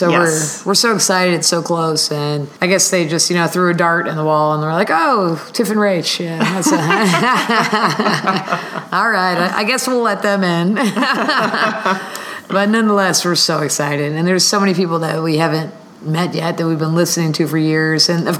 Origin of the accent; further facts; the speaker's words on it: Miami, Florida, United States; My hometown.